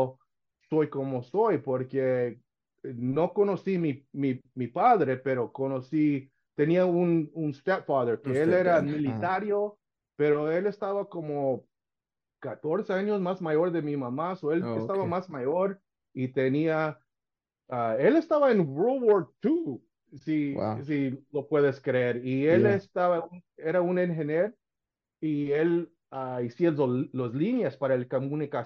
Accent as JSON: {"language": "English", "town": "West Covina", "region": "California", "country": "United States", "tie": "born or raised there", "said": "born in West Covina. My mom's from Durango."}